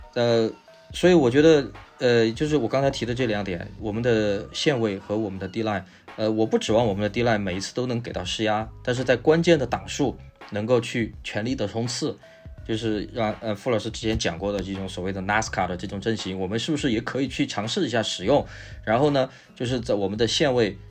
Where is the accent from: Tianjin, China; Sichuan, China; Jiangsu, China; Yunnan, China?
Sichuan, China; accent: Sichuanese; 我们说四川话